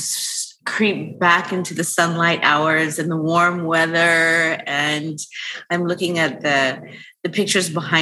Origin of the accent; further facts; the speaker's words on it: California, United States; I grew up here in California